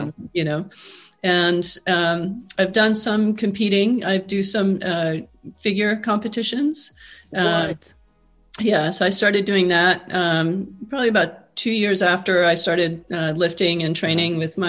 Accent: Peru; moved away as an adult; also born or lived in Argentina; now in United States; I was born in Argentina, grew up in Peru. Came to the U.S. to go to college, stayed here through grad school.

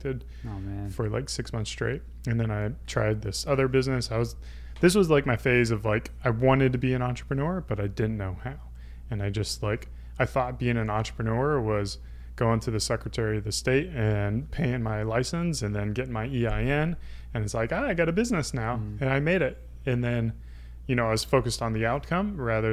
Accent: Greer, South Carolina, United States; I grew up in South Carolina, Greer, South Carolina, home of the BMW manufacturing plant

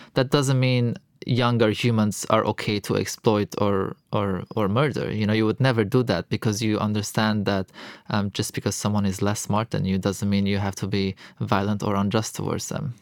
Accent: Lebanon; moved away as an adult; also born or lived in Europe; I'm born and raised in Lebanon. Um, so I am Lebanese

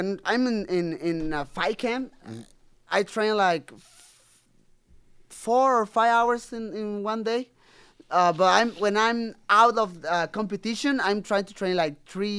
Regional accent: Mexico; English is a second language; But I'm from Mexico, and the people still thinking, you know, when you talk about CBD, or like

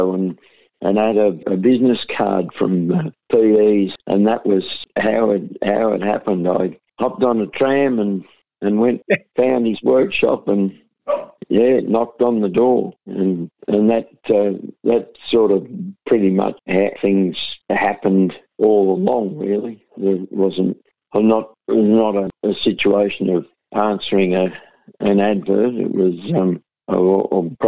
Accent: St Arnaud, Victoria, Australia; also born or lived in Melbourne; born and raised in St Arnold, Central Victoria

